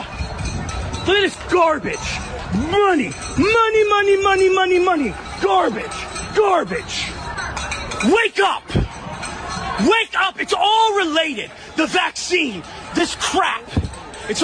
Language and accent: English; Philadelphia, Pennsylvania, United States; I'm from Philly